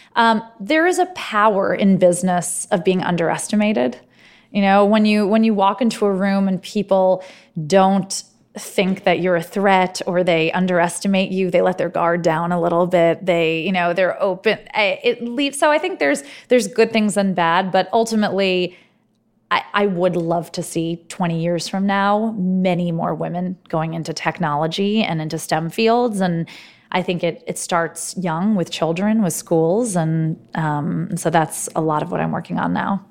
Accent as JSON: {"language": "English", "town": "New York City", "region": "New York", "country": "United States", "tie": "born or raised there", "also_born_or_lived": "Silicon Valley, California / Harvard (Massachusetts)", "moved": "as an adult", "said": "I grew up in New York. I didn't think that life existed outside of New York City"}